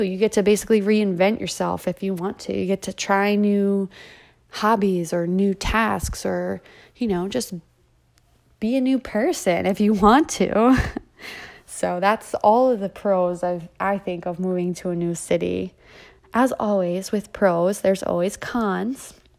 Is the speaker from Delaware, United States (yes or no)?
yes; Delaware, United States; moved away as an adult; now in Atlanta, United States; I'm from Delaware, the first state.